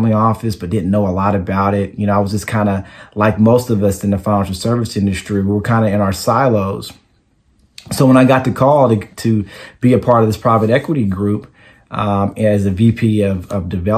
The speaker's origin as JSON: {"language": "English", "town": "Dallas", "region": "Texas", "country": "United States", "said": "I am from Dallas, Texas"}